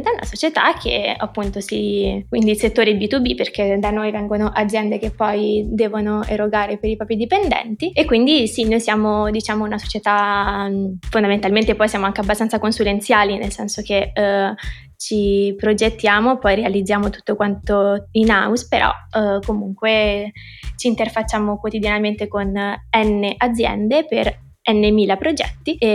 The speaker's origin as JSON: {"language": "Italian", "town": "Rome", "region": "Lazio", "country": "Italy", "said": "Mm, vabbè, sono di Roma, direi 23."}